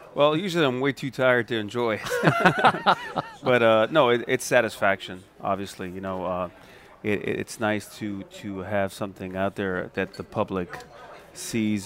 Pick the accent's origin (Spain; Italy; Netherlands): Italy; Viareggio, Tuscany; now in New Orleans, United States; my hometown of Viareggio, which is in Tuscany